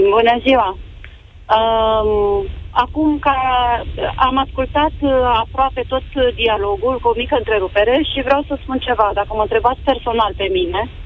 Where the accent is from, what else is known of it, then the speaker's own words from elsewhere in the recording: Romania; sunt româncă